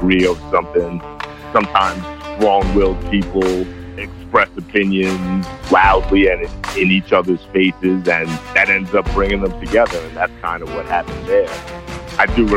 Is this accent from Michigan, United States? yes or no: no; New York, United States; As a kid who grows up in New York